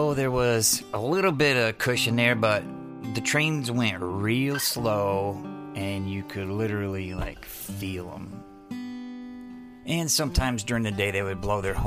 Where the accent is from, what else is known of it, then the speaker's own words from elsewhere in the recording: Adrian, Michigan, United States; moved away; I was born in Adrian, Michigan